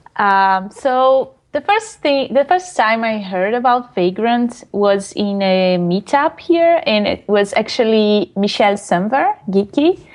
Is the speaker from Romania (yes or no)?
no; Brazil; English is a second language; moved away as an adult; I presented, used to present some talks in Brazil, in my hometown, uh, in Portuguese